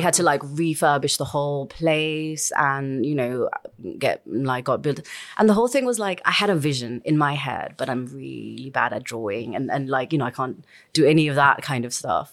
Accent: Kathmandu, Bagmati, Nepal; moved away; I'm from Kathmandu

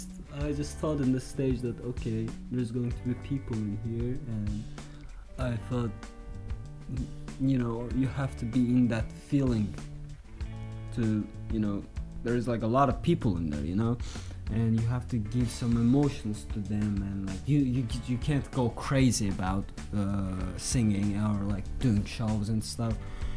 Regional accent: Zagatala, Zagatala District, Azerbaijan; And I just went to my hometown, Zagatala. I was in Baku and lived there.

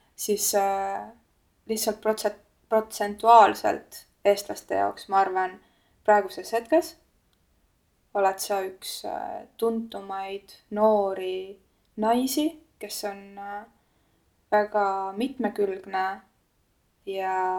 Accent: Kunda, Lääne-Viru County, Estonia; Lääne-Virumaa ja Kunda peale, kust ma pärit olen

